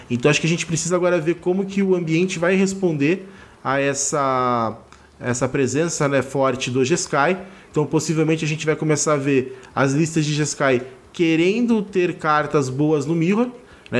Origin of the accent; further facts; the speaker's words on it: Rio de Janeiro, Brazil; now in Barueri, Brazil; sou carioca, moro em Barueri, São Paulo